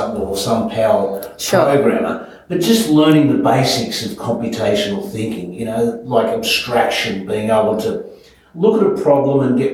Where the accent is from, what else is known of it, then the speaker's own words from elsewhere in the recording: Melbourne, Victoria, Australia; moved away; I was born in Melbourne and just grew up with my dad